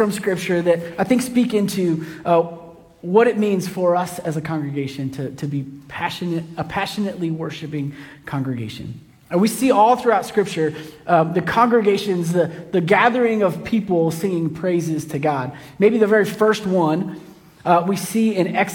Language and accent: English; Kansas City, United States; I grew up in Kansas City, and in my church in Kansas City, when I was a little kid